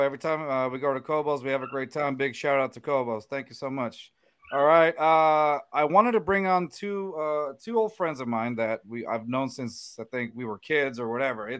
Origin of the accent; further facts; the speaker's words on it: Northern California, United States; now in Houston, United States; I was raised in Northern Cali.